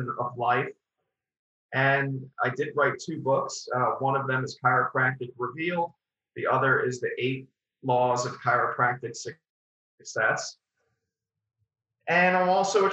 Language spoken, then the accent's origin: English; Long Island, New York, United States; also born or lived in Queens, New York; I'm originally from Queens, New York, and I grew up on Long Island